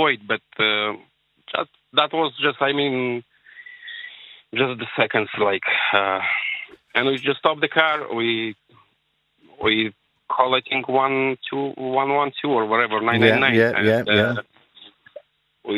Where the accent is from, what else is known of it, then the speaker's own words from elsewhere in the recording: Moldova; English is a second language; now in Ireland; We are two brothers, but we're not from Poland, from Moldova.